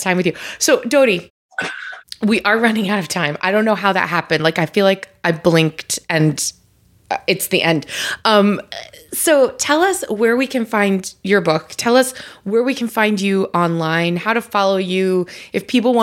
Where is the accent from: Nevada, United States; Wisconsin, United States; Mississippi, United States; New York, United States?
New York, United States; moved away; I'm from New York originally